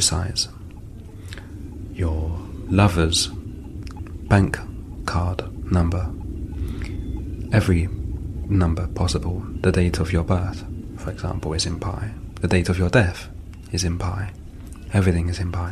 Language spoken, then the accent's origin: English; London, United Kingdom; moved away as an adult; now in France; I was born and raised in London, although I've lived and worked in France now for several years.